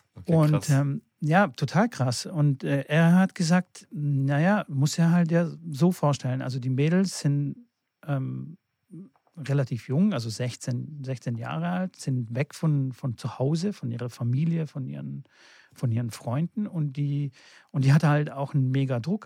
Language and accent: German; Fellbach, Baden-Württemberg, Germany; ich komme ja aus Stuttgart, aus äh, Fellbach-Schmieden